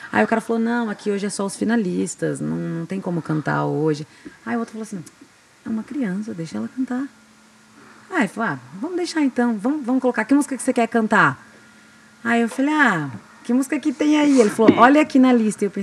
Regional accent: Glória de Dourados, Mato Grosso do Sul, Brazil; also born or lived in Diamante do Norte, Paraná; Fui criada a vida inteira em Glória de Dourados, aqui no interior do Mato Grosso do Sul.

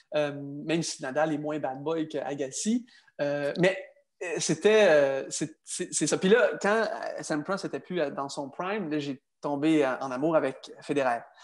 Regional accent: Quebec, Canada; Je suis un Canadien, mais également un Québécois

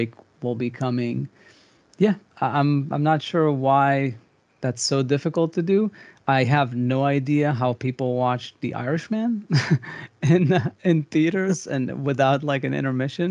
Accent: Israel; moved away; I grew up in Israel

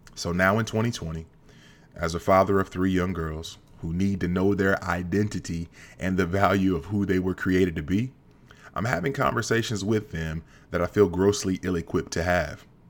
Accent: Central Kentucky, United States; growing up in Central Kentucky

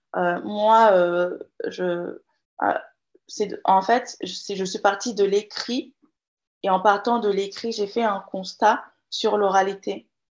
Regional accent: Guinea; first language Jakhanke; French is a second language; je suis jarinqué de la Guinée-Conakry

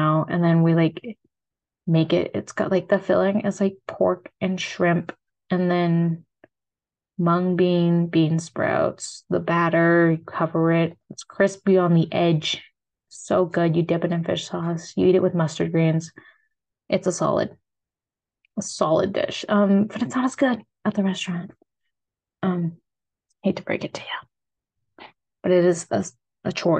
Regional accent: United States; accent: American; my American accent

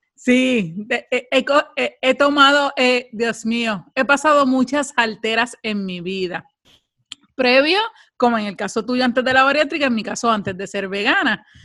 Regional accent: Puerto Rico; somos puertorriqueñas

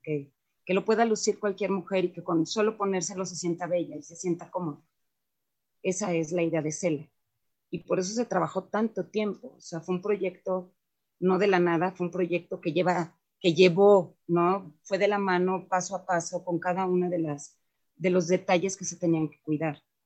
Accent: Mexico; todos, absolutamente todos los que participamos en CELA, somos mexicanos

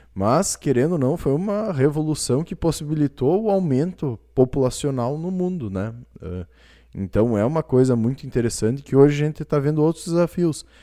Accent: Brazil; como brasileiros

